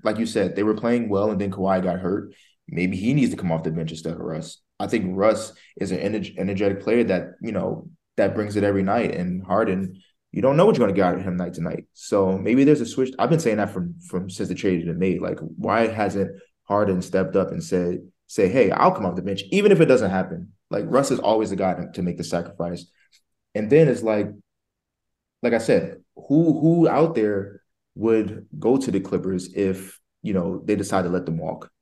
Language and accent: English; New Jersey, United States; I'm from Jersey